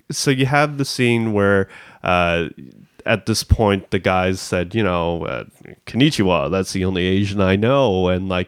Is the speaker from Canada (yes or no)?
yes; Canada; growing up in Canada